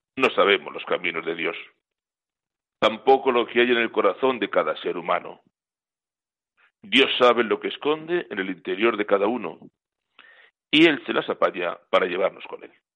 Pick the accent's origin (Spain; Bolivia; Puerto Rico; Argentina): Spain; Miraflores de la Sierra, Community of Madrid; Les hablo hoy desde mi pueblo, Miraflores de la Sierra, en la provincia de Madrid